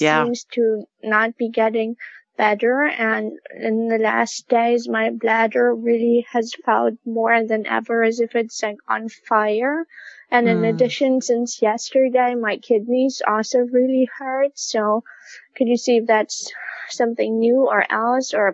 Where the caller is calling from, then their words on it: Berlin, Germany; I'm calling from Berlin, Germany